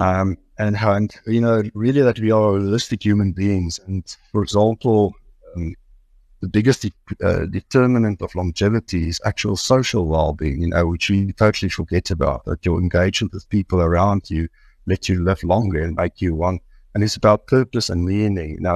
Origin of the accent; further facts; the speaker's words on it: Brits, North West, South Africa; I grew up actually in Brits here outside Victoria